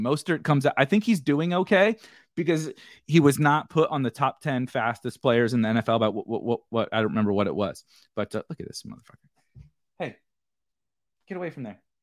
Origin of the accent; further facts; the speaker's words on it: St. Louis, Missouri, United States; I'm born and raised in Saint Louis